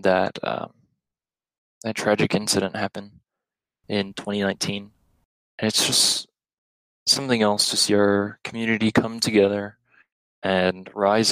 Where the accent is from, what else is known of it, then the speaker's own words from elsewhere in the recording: El Paso, Texas, United States; growing up in El Paso